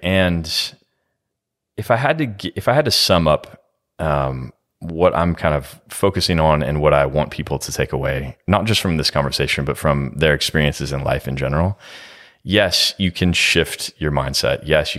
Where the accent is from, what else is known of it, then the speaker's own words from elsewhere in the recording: California, United States; Yeah, I'm from California